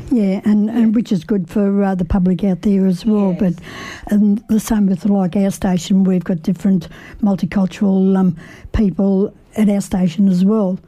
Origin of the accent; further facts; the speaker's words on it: Italy; now in Australia; I'm Italian descent, so mm-hmm. um, you know, I was raised in Italy